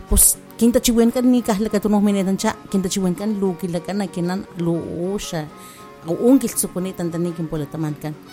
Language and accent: Spanish; Mecatlán, Veracruz, Mexico; first language Totonac; Spanish is a second language; laboro en la comunidad de La Cruz, pero soy originaria de la cabecera municipal de Mecatlán. Hablo, mi lengua materna es la lengua tutunacú y mi segunda lengua es el español.